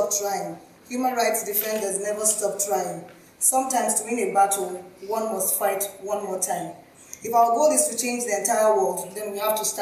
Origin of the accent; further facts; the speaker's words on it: Borno, Nigeria; from Nigeria and the northern parts, to be precise